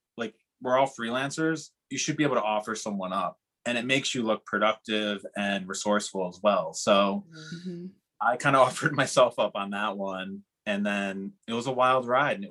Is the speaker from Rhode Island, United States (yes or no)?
yes; Rhode Island, United States; moved away as an adult; also born or lived in Ireland; now in New Orleans, United States; I'm from Rhode Island